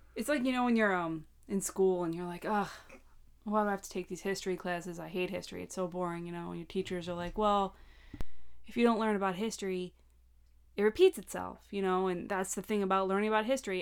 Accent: Long Island, New York, United States; growing up on Long Island

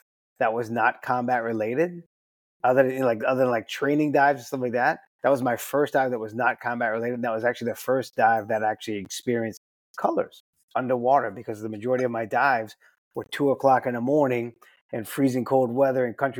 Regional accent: New Orleans, Louisiana, United States; moved away as an adult; I was born and raised in New Orleans and joined the Navy back in 1982.

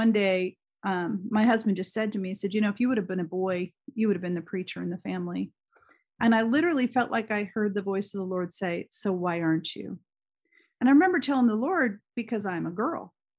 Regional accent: Germany; moved away as an adult; now in Indiana, United States; And I grew up in Germany. I had now spent 21 years of my life in Europe. It was massive culture shock for me to come to Indiana.

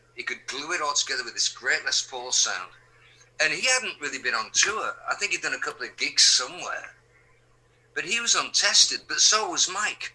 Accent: England, United Kingdom; moved away as an adult; also born or lived in East Coast, United States; now in California, United States; I'm being British, being English. I mean, I was raised with the rain and the fog and the wind and the seasons changing

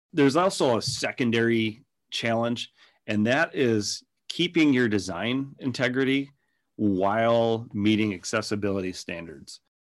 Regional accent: Minnesota, United States; accent: Minnesota; by my accent that it started up in Minnesota, and we're still in Minnesota

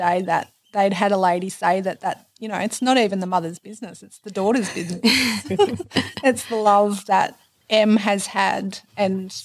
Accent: Barraba, New South Wales, Australia; Barrabool, born and bred.

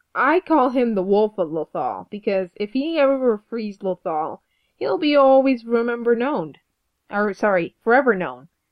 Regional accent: Canada; We're Canadian.

